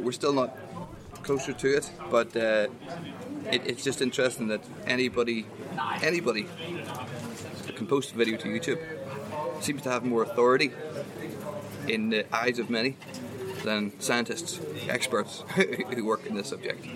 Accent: Ireland; I'm from Ireland

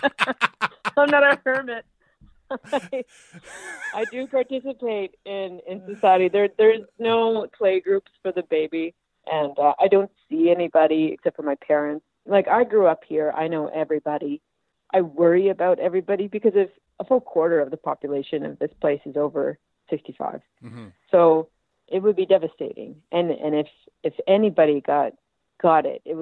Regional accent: Cape Breton, Nova Scotia, Canada; moved away as an adult; also born or lived in Toronto; I live in my hometown, my home village in Nauvoo, in Cape Breton right now

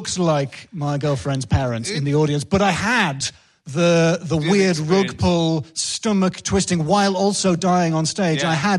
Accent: Northern England, United Kingdom; I'm quite an emotionally repressed English, northern man. I'm half Scottish.

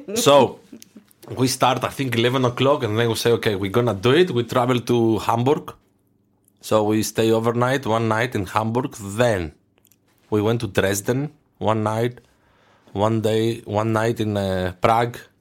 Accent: Thessaloniki, Central Macedonia, Greece; English is a second language; moved away as an adult; also born or lived in Aarhus, Denmark / Aalborg, Denmark; now in Denmark; to Thessaloniki, to my hometown

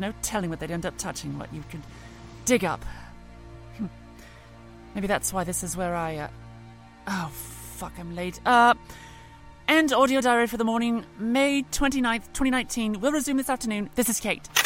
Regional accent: East of England, United Kingdom; I, I grew up in Norfolk, after all. My beaches were never sun-baked.

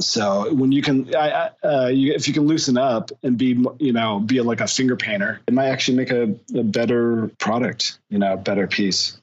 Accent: California, United States; also born or lived in New York; now in Los Angeles, United States; I'm actually originally from California

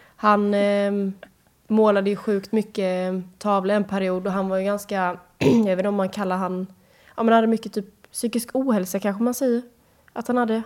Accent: Sweden; hemma i Sverige

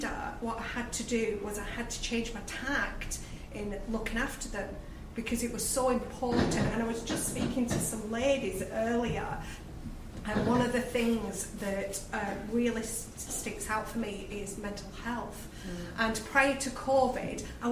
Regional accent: Lancashire, North West England, United Kingdom; as you can tell from my accent, I'm from Lancashire

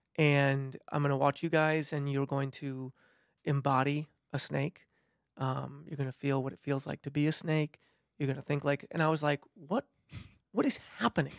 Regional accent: between Milwaukee and Madison, Wisconsin, United States; moved away; I'm from Wisconsin. Grew up just directly between Milwaukee and Madison

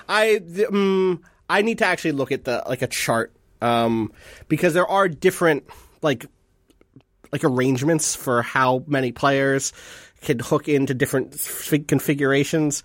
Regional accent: New Jersey, United States; I'm from New Jersey. I'm from the East

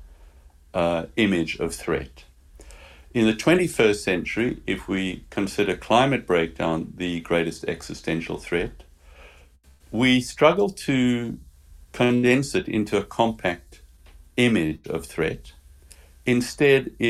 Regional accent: Eastern Cape, South Africa; Growing up in South Africa, I had a very outdoor childhood

